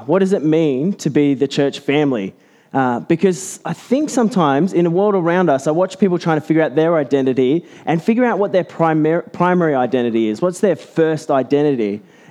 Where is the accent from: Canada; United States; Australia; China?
Australia